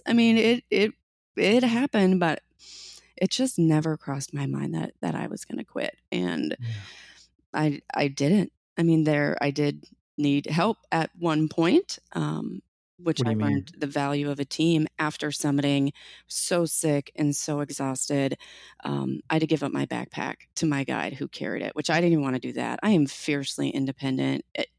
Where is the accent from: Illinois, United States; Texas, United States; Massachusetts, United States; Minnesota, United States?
Minnesota, United States; I grew up many years in Minnesota, and it was by far the most gear I'd ever worn in my entire life.